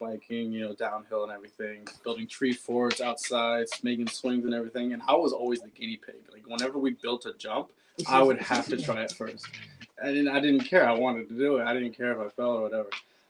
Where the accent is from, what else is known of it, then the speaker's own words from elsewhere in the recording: Pacifica, California, United States; Pacifica. {S5} Okay. {S4} Yeah, I was like in the Cabrillo Mountains in Lindemar. It's like just this one little area.